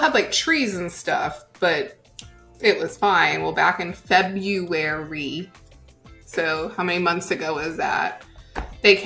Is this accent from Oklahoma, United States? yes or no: yes; Oklahoma, United States; I'm from Oklahoma